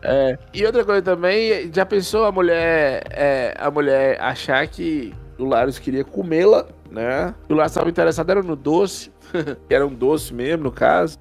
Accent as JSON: {"language": "Portuguese", "region": "northern Minas Gerais", "country": "Brazil", "said": "eu sou do norte de Minas, estado da Bahia"}